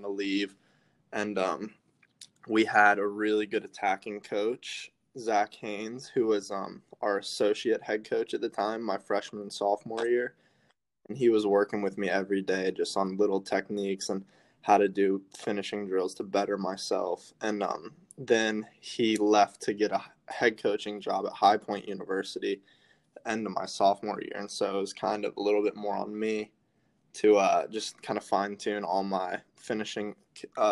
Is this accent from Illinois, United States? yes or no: no; Charlotte, North Carolina, United States; also born or lived in Nashville, Tennessee; I'm from Charlotte, North Carolina. I was born in Nashville, Tennessee